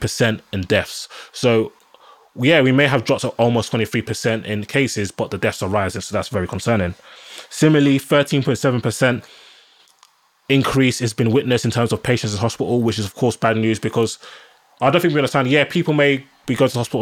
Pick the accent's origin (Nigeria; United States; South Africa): Nigeria; now in United Kingdom; I'm a black man, I'm Nigerian